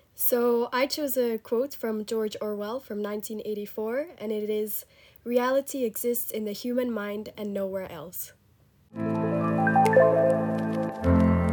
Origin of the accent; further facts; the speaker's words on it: Zurich, Switzerland; I come from Zurich, Switzerland